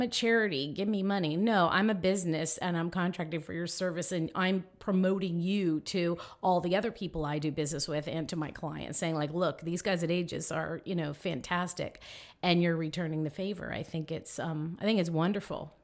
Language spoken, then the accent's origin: English; Miami, Florida, United States; now in Tallahassee, United States; I grew up in Miami, loved it down there, beautiful